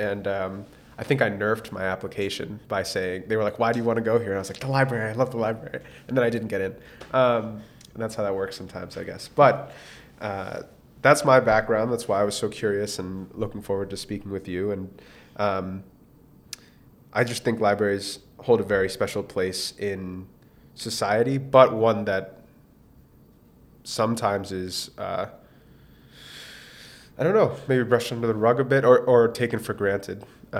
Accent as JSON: {"language": "English", "town": "Boston", "region": "Massachusetts", "country": "United States", "tie": "born or raised there", "said": "Growing up in Roslindale, I would head to the Roslindale branch"}